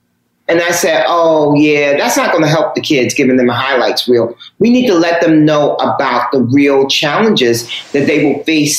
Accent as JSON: {"language": "English", "region": "New York", "country": "United States", "tie": "born or raised there", "said": "Because I'm the first generation of hip hop. And I'm born and raised in New York. So hip hop is my thing."}